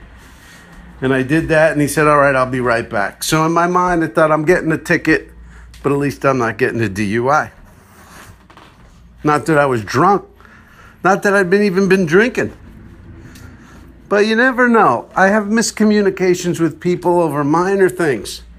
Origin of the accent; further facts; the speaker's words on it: East Coast, United States; moved away; also born or lived in Texas; I was from the East Coast.